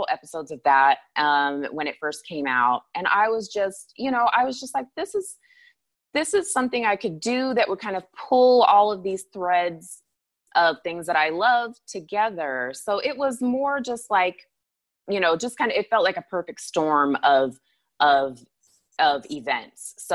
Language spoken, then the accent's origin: English; Anchorage, Alaska, United States; Anchorage is beautiful and I, you know, that's my hometown and I still have family there and that's great.